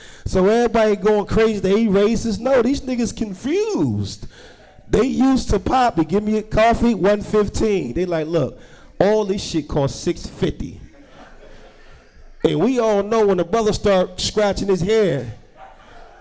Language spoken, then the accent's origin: English; Newark, New Jersey, United States; I'm from Newark, New Jersey